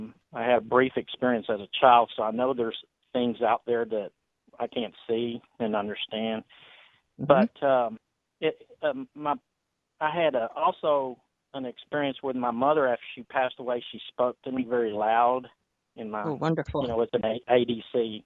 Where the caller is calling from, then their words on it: San Antonio, Texas, United States; From Texas.